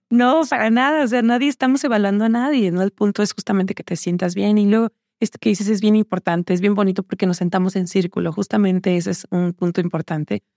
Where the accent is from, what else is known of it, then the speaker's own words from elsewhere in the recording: Los Reyes La Paz, State of Mexico, Mexico; yo crecí, nací en Ciudad de México y crecí en una zona cerca de Texcoco, en Los Reyes La Paz, Estado de México